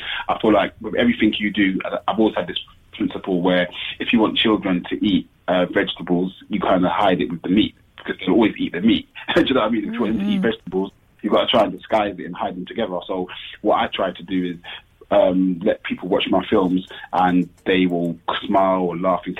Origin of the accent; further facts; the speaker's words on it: Kent, South East England, United Kingdom; me growing up in Kent